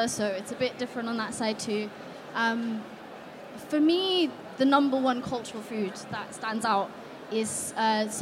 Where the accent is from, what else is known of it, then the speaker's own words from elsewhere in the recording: Germany; now in United Kingdom; I grew up in Germany, actually, so I wasn't aware of my dual heritage until I moved here.